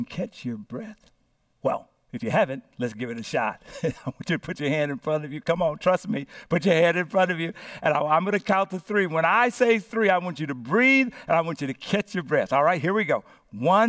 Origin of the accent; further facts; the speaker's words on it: Louisiana, United States; now in San Francisco, United States; I was born here in San Francisco, landed in Louisiana in the home of Reverend Clarence Berry and Ola Batcher Berry, who informally adopted me